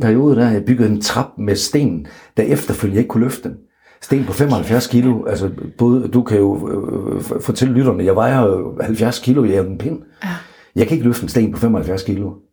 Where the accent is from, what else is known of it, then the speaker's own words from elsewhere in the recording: North Jutland, North Denmark Region, Denmark; jeg er en tilbageholdende nordjyde